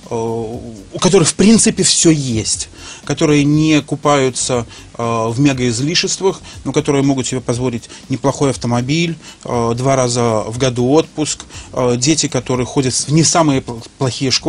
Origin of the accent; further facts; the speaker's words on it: Minsk, Minsk Region, Belarus; Да, безусловно. Я, я был... Э, я белорус. До 95